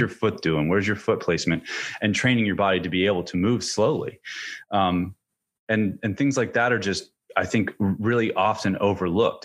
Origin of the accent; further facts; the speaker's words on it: central Pennsylvania, United States; now in Virginia, United States; I'm from, I'm from central Pennsylvania